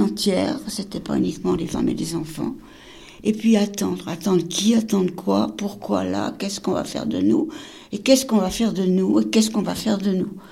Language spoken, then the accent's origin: French; Paris, Île-de-France, France; On traverse Paris, on connaît Paris, on est parisienne